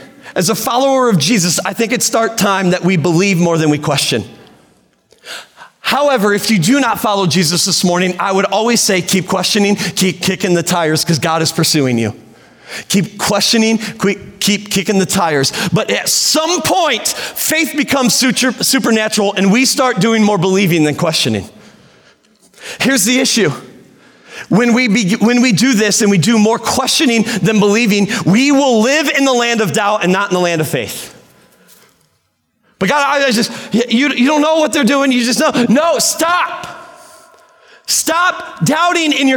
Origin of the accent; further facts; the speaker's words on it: Sturgis, United States; moved away as an adult; I did not want to come back to Sturgis, where my hometown